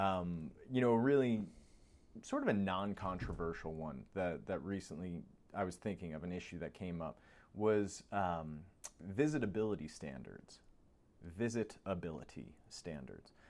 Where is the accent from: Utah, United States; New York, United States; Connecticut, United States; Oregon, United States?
New York, United States; moved away; I grew up in New York